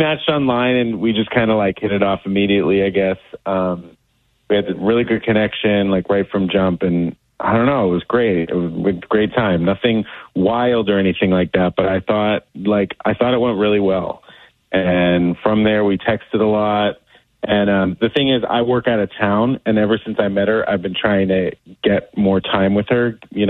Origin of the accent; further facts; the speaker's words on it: Denver, Colorado, United States; I was raised in Denver.